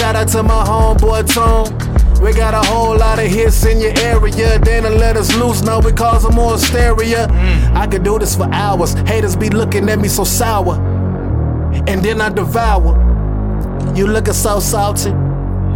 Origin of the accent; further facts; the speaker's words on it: North Carolina, United States; also born or lived in Atlanta, Georgia; From the dirty south, I'm from North Carolina. But I'm deep in Atlanta